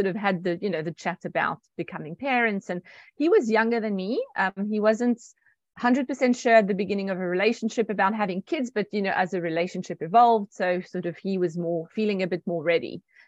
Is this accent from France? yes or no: yes; France; And I was like, not at all. I'm French. But yes, I'm also South African through my mom.